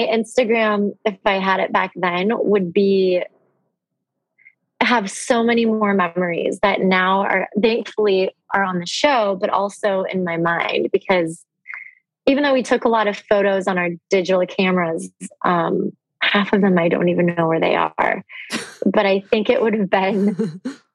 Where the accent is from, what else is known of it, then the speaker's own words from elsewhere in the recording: Orange County, California, United States; also born or lived in Los Angeles, California; I was born in LA, I grew up in Orange County